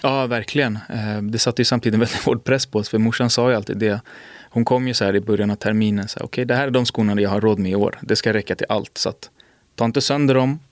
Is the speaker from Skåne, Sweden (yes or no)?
no; Botkyrka, Stockholm County, Sweden; jag är från Botkyrka.